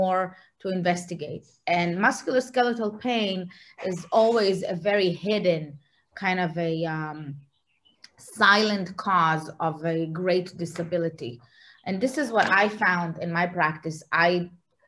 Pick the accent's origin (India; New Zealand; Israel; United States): Israel; moved away; I'm originally from Israel